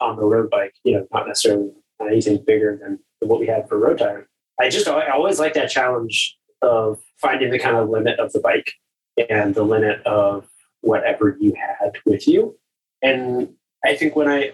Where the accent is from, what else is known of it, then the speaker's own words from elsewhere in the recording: Florida, United States; I'm from Florida, so there's not a ton of cross racing or cross culture there